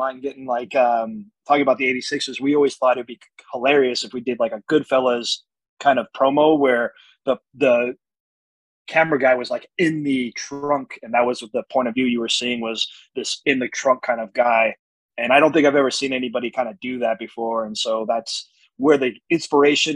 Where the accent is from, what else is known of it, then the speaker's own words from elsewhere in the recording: New Jersey, United States; I'm from Jersey